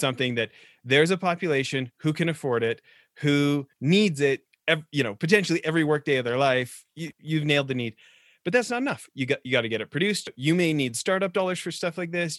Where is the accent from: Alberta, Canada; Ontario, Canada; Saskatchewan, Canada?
Alberta, Canada; being a fellow Canuck growing up in Alberta